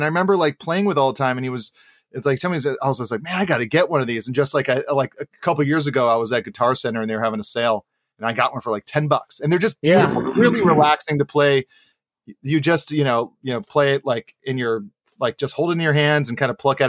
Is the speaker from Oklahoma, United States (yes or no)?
no; Hawaii, United States; born or raised there